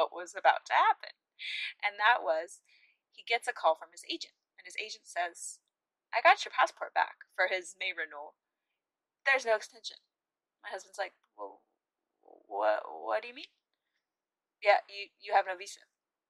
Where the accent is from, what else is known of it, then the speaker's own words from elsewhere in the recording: United States; moved away as an adult; I'm from America